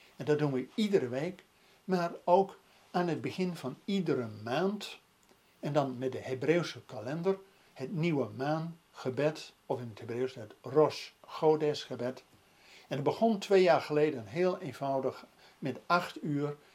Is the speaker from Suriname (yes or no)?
no; Netherlands; ook als Nederlanders